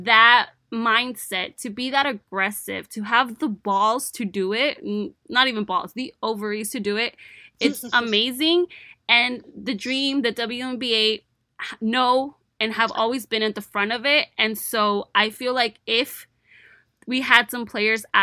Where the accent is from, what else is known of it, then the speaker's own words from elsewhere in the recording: United States; I'm American